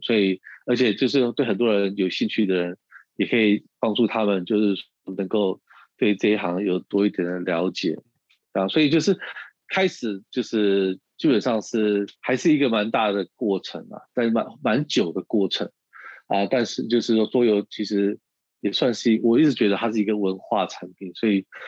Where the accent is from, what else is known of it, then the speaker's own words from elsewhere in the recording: United States; moved away as an adult; also born or lived in Taiwan / Shanghai; 我从小是在美国长大